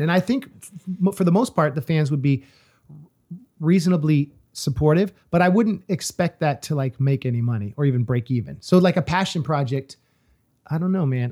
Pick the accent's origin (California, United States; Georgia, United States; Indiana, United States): California, United States; moved away; also born or lived in East Coast; as a Californian who lived on the East Coast